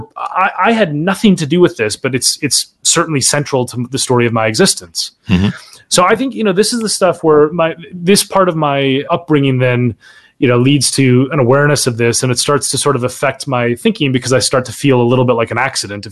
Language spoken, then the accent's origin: English; Minnesota, United States; I grew up in Minnesota, born and raised Minnesotan